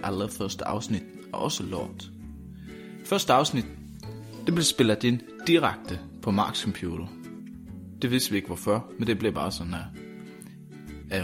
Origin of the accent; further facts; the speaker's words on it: Sweden; Danish is a second language; now in Denmark; jeg taler med sang, fordi jeg er fra Sverige.